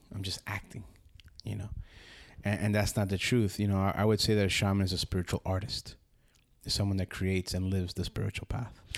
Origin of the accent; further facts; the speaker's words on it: Union City, New Jersey, United States; moved away as an adult; now in Costa Rica; I grew up, uh, in Union City, New Jersey, right next to the River Hudson